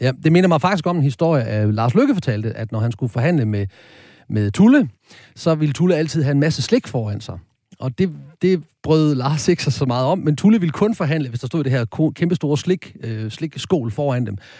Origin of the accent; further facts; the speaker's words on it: Horsens, Central Denmark Region, Denmark; Jeg kommer fra Horsens